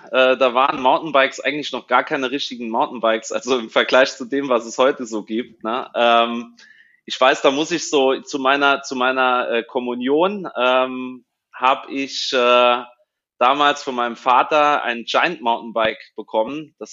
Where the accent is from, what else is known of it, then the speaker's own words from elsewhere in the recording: Saarland, Germany; Äh, ich komme aus der Nähe von St. Wendel im Nordsaarland. Das ist so eine gute Stunde, genau.